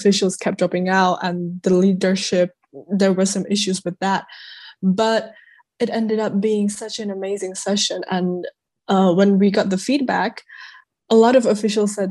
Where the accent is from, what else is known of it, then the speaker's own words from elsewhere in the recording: Prague, Czechia; I come from Prague, Czech Republic